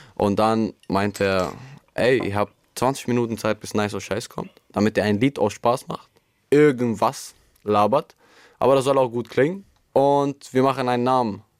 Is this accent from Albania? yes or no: yes; Albania; moved away; also born or lived in Münster, Germany; ich bin in Albanien groß geworden. Ich bin circa 2014 dann irgendwann in Deutschland gekommen, mit Familie und alles andere